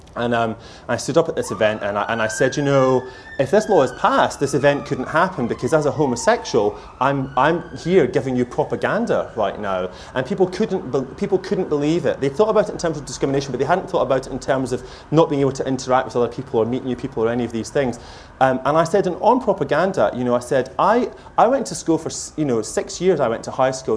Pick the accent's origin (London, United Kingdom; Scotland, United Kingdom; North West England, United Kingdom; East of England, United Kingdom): Scotland, United Kingdom; Lanarkshire; moved away; my family are there, and it's the place that shaped me